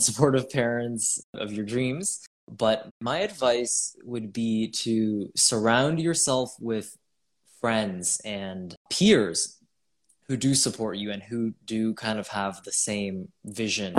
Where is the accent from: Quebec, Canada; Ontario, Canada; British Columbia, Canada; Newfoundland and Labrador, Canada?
Ontario, Canada; Toronto; I'm from Canada, Toronto, Canada, and I'm 18